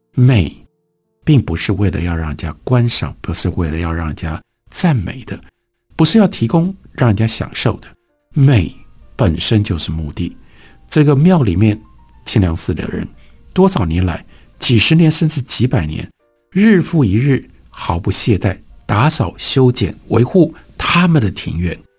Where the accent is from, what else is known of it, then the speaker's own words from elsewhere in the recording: Taiwan; 因为我是一个台湾人